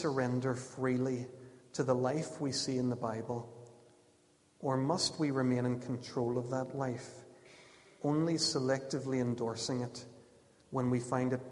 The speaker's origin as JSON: {"language": "English", "area": "Ulster", "region": "Northern Ireland", "country": "United Kingdom", "tie": "born or raised there", "said": "what I grew up with in Ulster evangelicalism"}